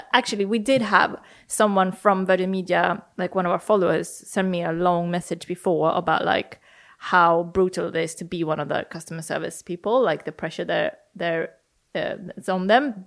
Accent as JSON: {"language": "English", "country": "Sweden", "tie": "born or raised there", "moved": "as an adult", "lives_now": "London, United Kingdom", "said": "growing up in Sweden"}